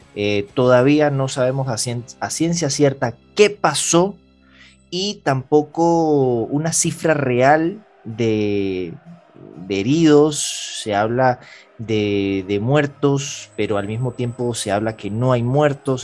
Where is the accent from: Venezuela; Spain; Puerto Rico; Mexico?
Venezuela; que somos nacidos en Venezuela